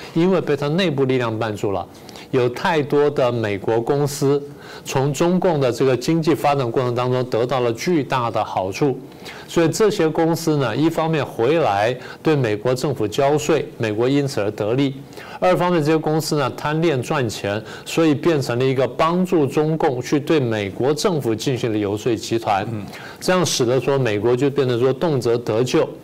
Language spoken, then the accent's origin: Chinese; Taiwan; 我们台湾人自己